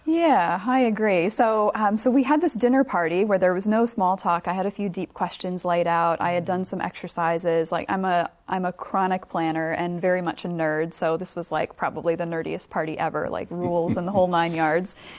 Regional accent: United States; moved away as an adult; now in New Zealand; am obviously from America, as you can tell from mm. the accent

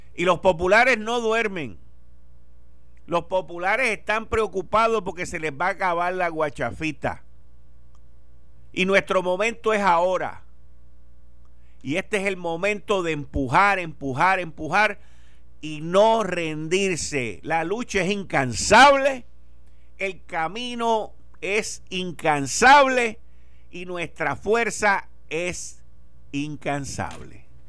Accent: Puerto Rico

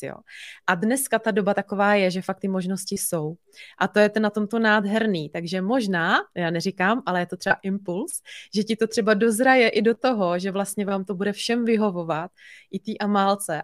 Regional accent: Bohemia, Czechia; tady u nás doma v Čechách

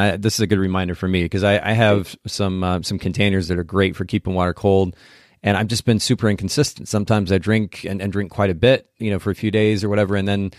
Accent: Japan; So I grew up in Japan, and even in Japan

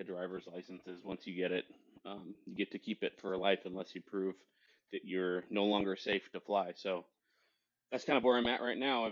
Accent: Western Washington, United States; also born or lived in Spokane, Washington / Arizona; I was born in Spokane, Washington. And, when I was young, I moved from Eastern Washington out to Western Washington. And that's kind of where I did a lot of my growing up

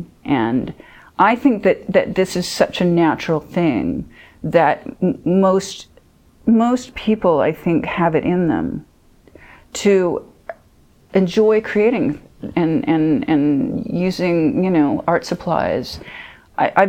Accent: Midwest, United States; moved away; also born or lived in London; being in the Midwest was I was not being exposed to a lot in the Midwest there

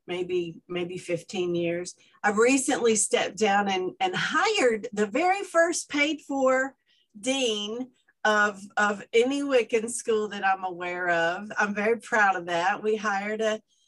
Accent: Atlanta, Georgia, United States; now in Seattle, United States; I'm from Atlanta. You can tell by the accent. I'm not from here.

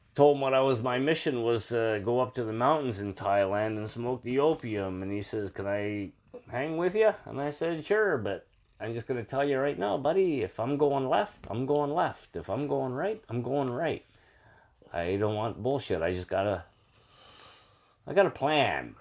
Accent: Brampton, Ontario, Canada; I was from Brampton originally.

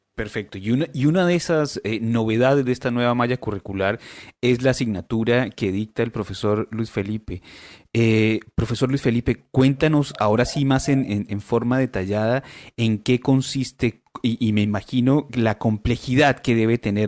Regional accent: Colombia; now in Chile; yo soy colombiano

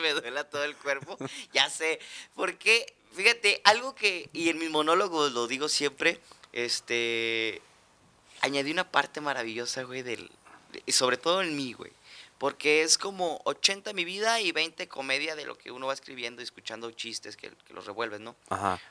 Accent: Mexico

